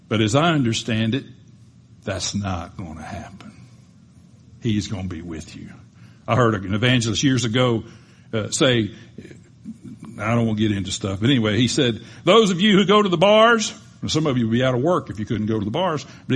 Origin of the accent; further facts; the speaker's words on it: Panama City, Florida, United States; we grew up in Panama City, Florida